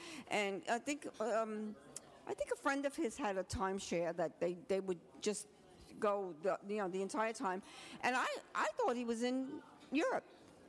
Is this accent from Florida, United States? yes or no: no; New York City, New York, United States; also born or lived in Ridgewood, Queens / Bedford-Stuyvesant / Cypress Hills / Canarsie; Yeah, but I'm from Brooklyn, and the first time I lived in the city was in 1975.